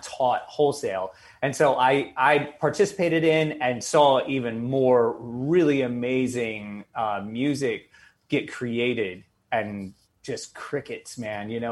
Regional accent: the South, United States; moved away as an adult; also born or lived in Buffalo; now in New York, United States; growing up in the South

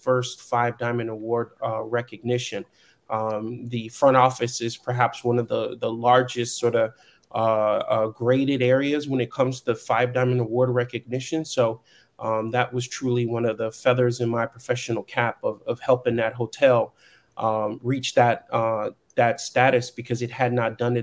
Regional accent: Chicago, Illinois, United States; I'm from Chicago. I am from Chicago.

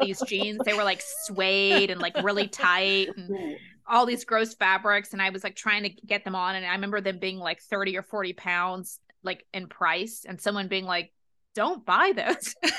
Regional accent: United States; also born or lived in London; being an American student abroad

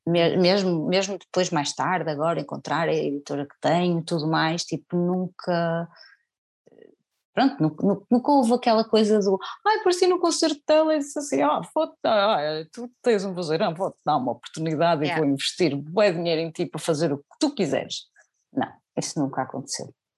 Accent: Senhora da Hora, Norte, Portugal; moved away as an adult; also born or lived in Porto; now in Alentejo, Portugal; ainda na Senhora da Hora, onde eu nasci, ou seja, que era, pronto, era uma terra pequena

